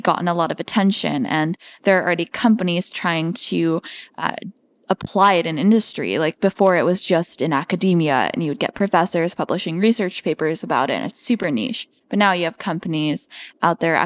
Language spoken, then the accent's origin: English; Seattle, Washington, United States; I grew up in Seattle, Washington